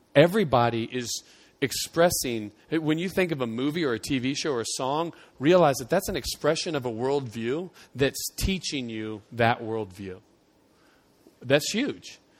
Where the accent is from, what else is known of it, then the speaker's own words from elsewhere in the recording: United States; it was ingrained in me to tie our, my Christianity to the fact that I was American